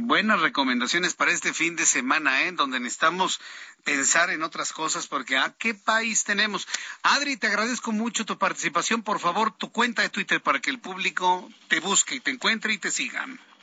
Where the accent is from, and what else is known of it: Mexico